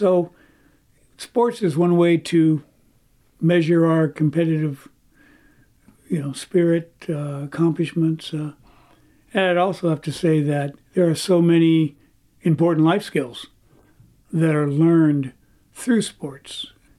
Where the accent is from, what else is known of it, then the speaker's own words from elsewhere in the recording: Oakland, California, United States; an incredible and very unique sports history in my hometown of Oakland.